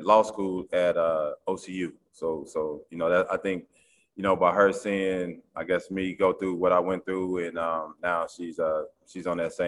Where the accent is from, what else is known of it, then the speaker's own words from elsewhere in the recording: Oklahoma City, Oklahoma, United States; moved away as an adult; now in East Coast, United States; I grew up in Oklahoma City